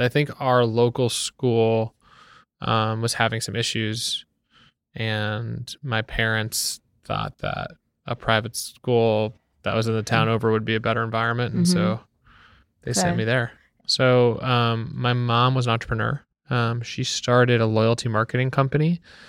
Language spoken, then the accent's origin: English; Wellesley, Massachusetts, United States; born or raised there; moved away as an adult; now in New York, United States